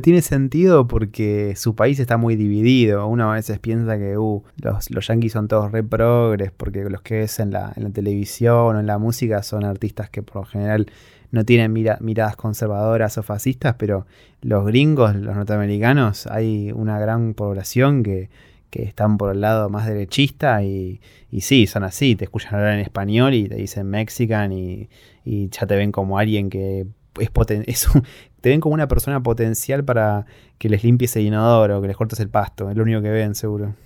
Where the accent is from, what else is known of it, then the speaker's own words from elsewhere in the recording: Argentina; soy argentino